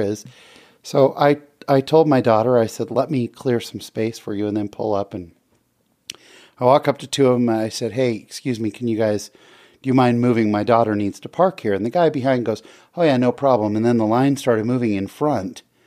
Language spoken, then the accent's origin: English; Bay Area, California, United States; now in Utah, United States; I grew up in the Bay Area.